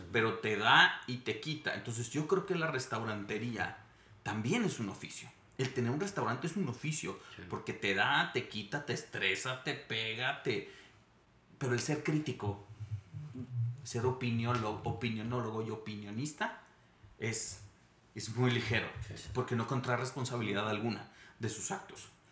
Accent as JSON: {"language": "Spanish", "town": "Monterrey", "region": "Nuevo León", "country": "Mexico", "tie": "born or raised there", "also_born_or_lived": "Mexico City / Switzerland", "moved": "as an adult", "said": "Soy nacido, crecido en Monterrey, me fui a vivir a Ciudad de México, viví en Suiza"}